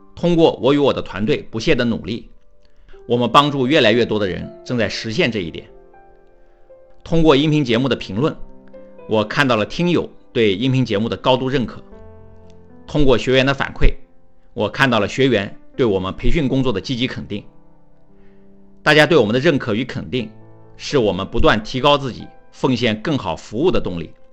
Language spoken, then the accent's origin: Chinese; China; 对于我们中国人来说，不敢说，不能说，上不了讲台